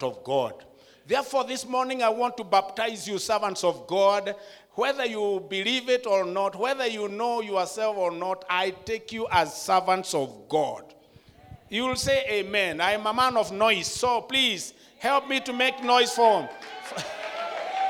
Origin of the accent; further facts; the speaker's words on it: Kenya; I'm from a Kikuyu tribe in Kenya